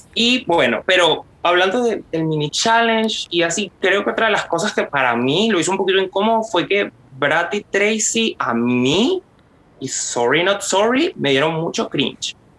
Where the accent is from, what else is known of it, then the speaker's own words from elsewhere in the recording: Venezuela; moved away; yo soy de Venezuela